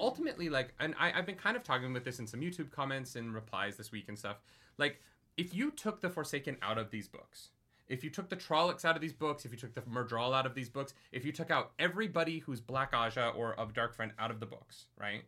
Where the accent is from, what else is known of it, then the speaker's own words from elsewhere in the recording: Calgary, Alberta, Canada; my hometown in Calgary